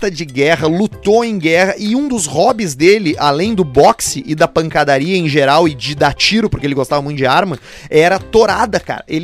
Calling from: Caxias do Sul, Rio Grande do Sul, Brazil; eu sou de Caxias do Sul. Ouço vocês desde o piloto

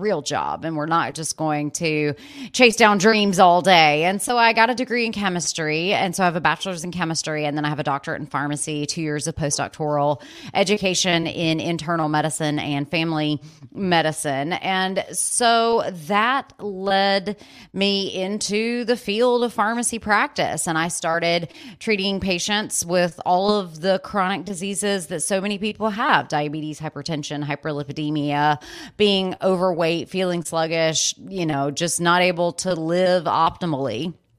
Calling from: Asheville, North Carolina, United States; I'm in Asheville, North Carolina.

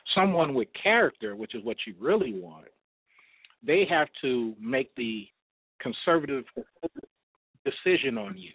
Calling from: Atlanta, Georgia, United States; I am 40, calling from Atlanta, sitting at my job

